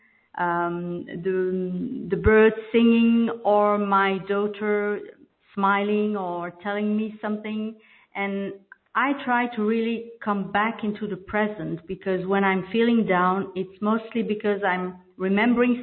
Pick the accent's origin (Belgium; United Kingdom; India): Belgium; first language French; English is a second language; I'm from Belgium, and I'm speaking French normally, so this is my second language